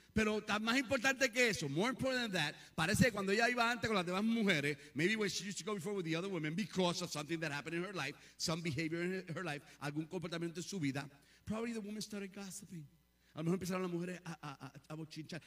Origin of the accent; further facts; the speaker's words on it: Puerto Rico; moved away; also born or lived in South Bronx / South Brooklyn / Yonkers; soy medio prietito de Cabo Puerto Rico